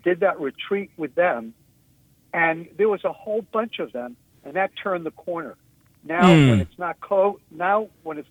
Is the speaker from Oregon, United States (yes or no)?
no; New York, United States; I'm such a New Yorker